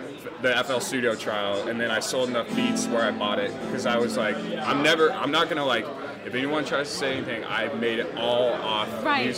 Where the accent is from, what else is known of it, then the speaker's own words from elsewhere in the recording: Seattle, Washington, United States; I grew up in Ballard, Greenwood area.